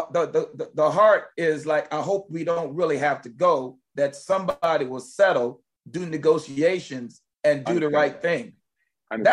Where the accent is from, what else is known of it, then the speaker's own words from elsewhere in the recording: Richmond, Virginia, United States; growing up in Richmond, Virginia, going to Brook Road Baptist Church, that was my home church